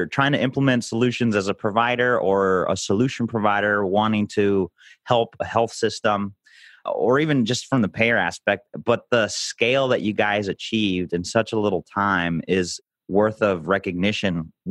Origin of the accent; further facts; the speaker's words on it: Chicago, Illinois, United States; here in my hometown of Chicago